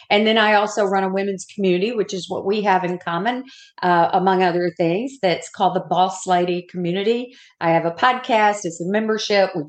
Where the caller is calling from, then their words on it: Daytona Beach, Florida, United States; I am coming from Daytona Beach, where it's not so sunny today.